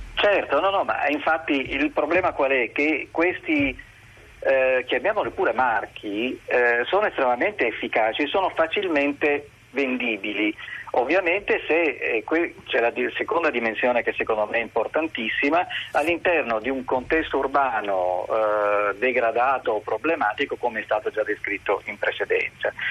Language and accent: Italian; Palermo, Sicily, Italy; now in Turin, Italy; io sono palermitano